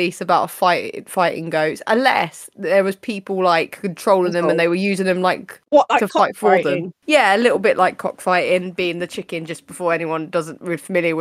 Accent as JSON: {"language": "English", "country": "United Kingdom", "said": "We're British"}